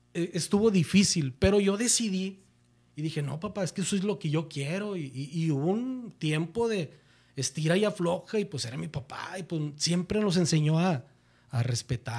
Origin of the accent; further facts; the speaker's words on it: Monterrey, Nuevo León, Mexico; yo soy de Monterrey, Nuevo León